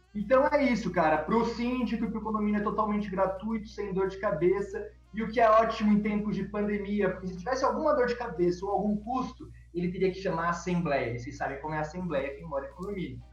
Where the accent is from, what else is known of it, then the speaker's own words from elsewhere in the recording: Itajubá, Minas Gerais, Brazil; now in São Paulo, Brazil; Itajubá cidade onde eu nasci